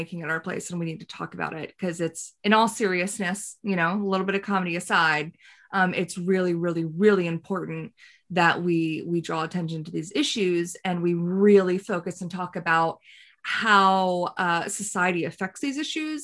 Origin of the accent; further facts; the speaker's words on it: the rural South, United States; I also grew up in the rural South